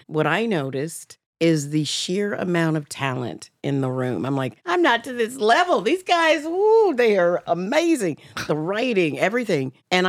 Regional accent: Alabama, United States; I'm from Alabama.

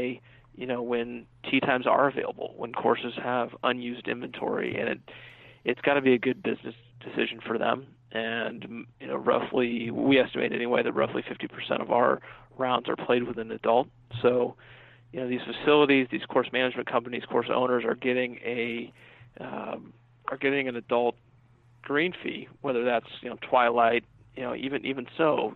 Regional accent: Northern California, United States; moved away as an adult; also born or lived in South Carolina; I was from Northern California and ended up going to Clemson University in the South

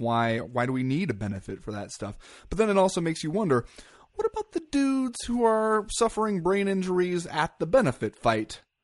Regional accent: United States; as an American

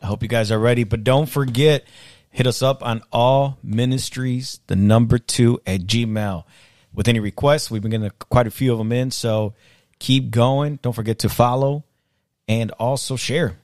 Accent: Chicago, Illinois, United States; also born or lived in Mexico; I actually also grew up, uh, in the city, but I grew up in the south side.

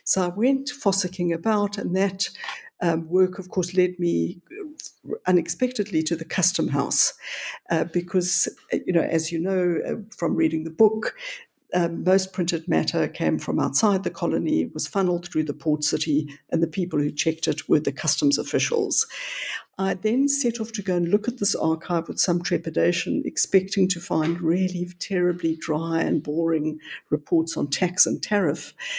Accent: North West, South Africa; now in Johannesburg, South Africa; About 70 miles west of Johannesburg, which is in the interior of the country, I was but I've spent most of my adult life in Johannesburg

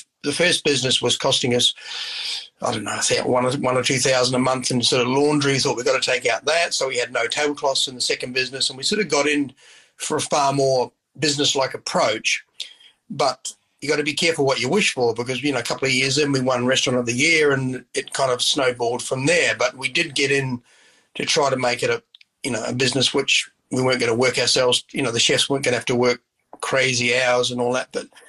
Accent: Christchurch, Canterbury, New Zealand; also born or lived in Oxford; I was from Christchurch. We lived in Oxford, which is 30 miles out of Christchurch.

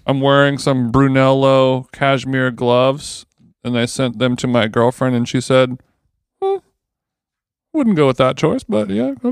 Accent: United States; I'm American

